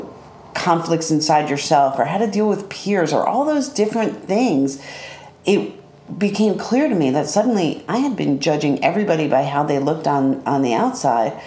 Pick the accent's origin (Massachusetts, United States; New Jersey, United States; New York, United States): New York, United States; Westhampton; So I was 16 years old, growing up in West Hampton.